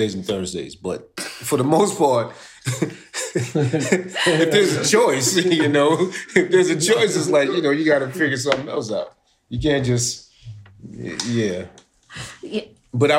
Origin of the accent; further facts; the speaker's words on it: New York, United States; now in Atlanta, United States; I'm a dude from New York. I live in Atlanta, Georgia